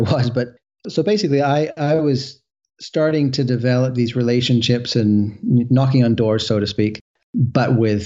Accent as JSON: {"language": "English", "region": "west coast of Canada", "country": "Canada", "said": "I'm from the West Coast of Canada"}